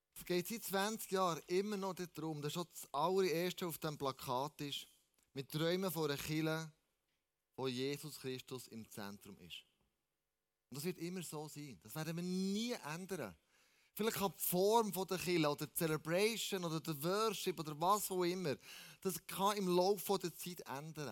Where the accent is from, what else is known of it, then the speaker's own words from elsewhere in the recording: Switzerland; wir als Schweizer